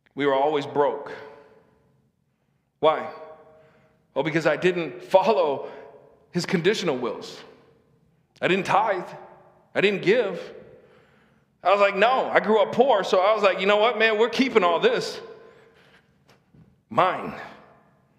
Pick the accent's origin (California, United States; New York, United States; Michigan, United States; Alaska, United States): Michigan, United States; Lansing; moved away as an adult; also born or lived in Saginaw; I grew up in Lansing